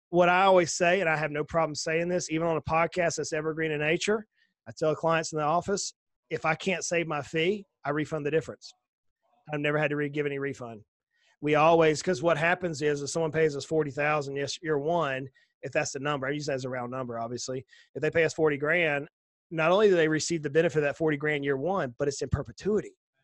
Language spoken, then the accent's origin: English; the South, United States; I'm a Southerner, right? We have to keep things simple. We're a little slower down here, right?